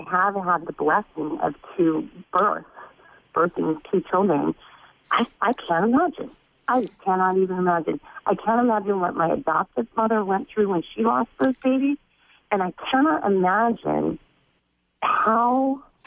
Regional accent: California, United States; I was raised in California

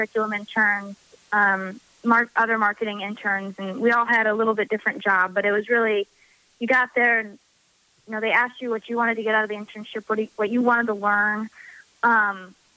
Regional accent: Normal, Illinois, United States; I enjoy staying in my hometown.

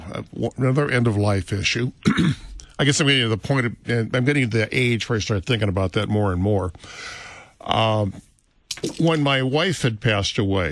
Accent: Laramie, Wyoming, United States; We're from Laramie, Wyoming.

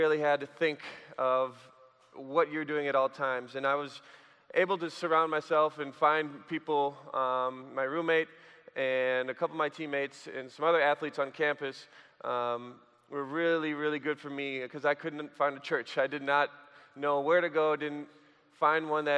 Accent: Sheboygan, Wisconsin, United States; I grew up in Sheboygan, Wisconsin

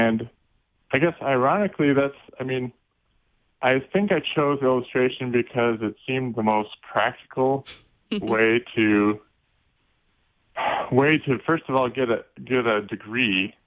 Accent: Omaha, Nebraska, United States; I grew up in Omaha, Nebraska

